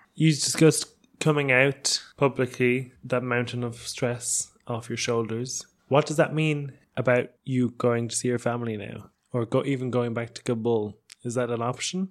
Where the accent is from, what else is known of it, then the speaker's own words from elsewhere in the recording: Ireland; I grew up in Ireland